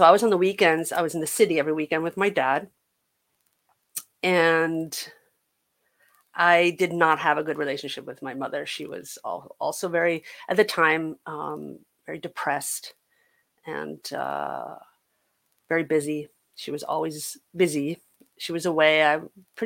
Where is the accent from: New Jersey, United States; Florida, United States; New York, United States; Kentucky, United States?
New York, United States; New York City; I am a New York City kid. I was born and raised in Upper Manhattan, Upper West Side